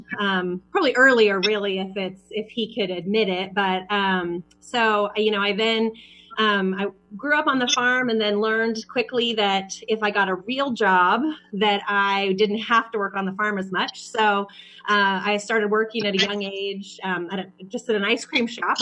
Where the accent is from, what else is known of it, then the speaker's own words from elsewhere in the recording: Kansas, United States; also born or lived in Dallas, Texas; now in Kansas City, United States; So I'm from Kansas. I'm from a small town in Kansas